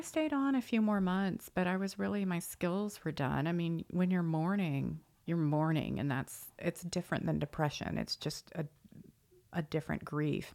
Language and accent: English; Annapolis, Maryland, United States; now in Dallas, United States; I am originally from Maryland and grew up in Annapolis